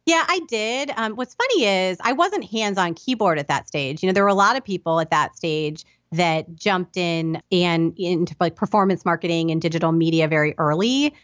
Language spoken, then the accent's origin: English; Indianapolis, Indiana, United States; moved away; I grew up in Indianapolis, Indiana